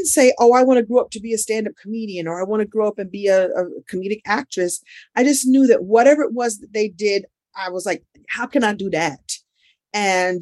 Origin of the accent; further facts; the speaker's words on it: New York City, New York, United States; I grew up there in the late 60s and 70s